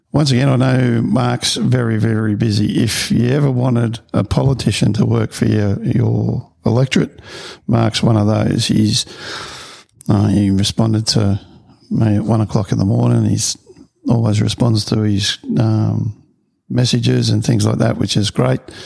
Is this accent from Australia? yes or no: yes; Victoria, Australia; also born or lived in Queensland; now in Gold Coast, Australia; I grew up in Victoria